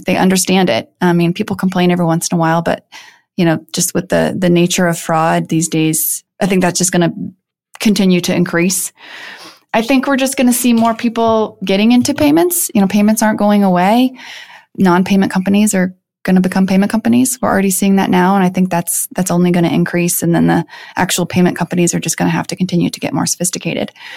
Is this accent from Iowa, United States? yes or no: yes; Iowa, United States; moved away as an adult; also born or lived in Chicago / San Francisco; now in Denver, United States; So I grew up in the Midwest. I grew up on a farm in the middle of Iowa.